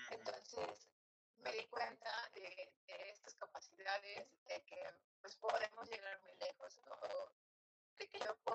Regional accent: Cuernavaca, Morelos, Mexico; moved away as an adult; now in Irapuato, Mexico; Eh, soy originalmente de Cuernavaca, Morelos, pero hace unos cinco años es que estoy aquí en Irapuato.

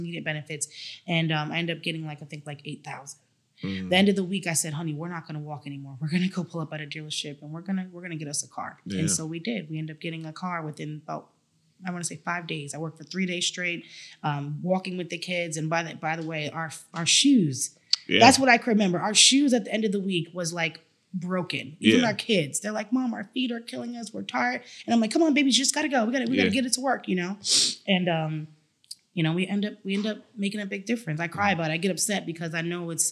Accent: Rhode Island, United States; I'm from Rhode Island, which is a long way from here

